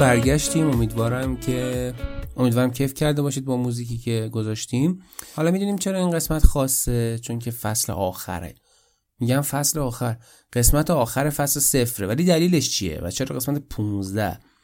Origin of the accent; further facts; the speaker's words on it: Iran; moved away as an adult; من از ایران مهاجرت کردم